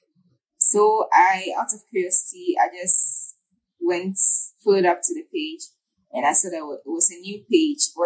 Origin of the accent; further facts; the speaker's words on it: Ghana; I'm a Ghanaian photographer.